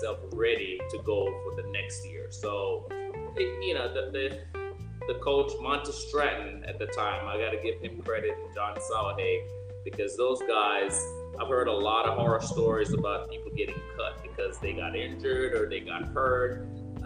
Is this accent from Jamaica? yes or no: yes; Jamaica; moved away as an adult; also born or lived in Texas; I'm coming from Jamaica, coming from home